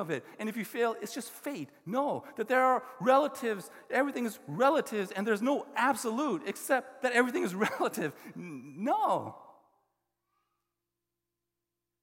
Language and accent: English; the South, United States; I grew up in the South